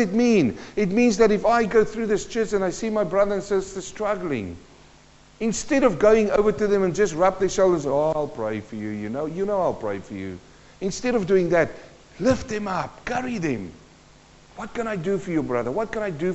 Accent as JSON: {"language": "English", "country": "South Africa", "tie": "born or raised there", "also_born_or_lived": "New Zealand", "moved": "yes", "lives_now": "Carrum Downs, Australia", "said": "I was born in South Africa in a mining community. My dad worked in the gold mines."}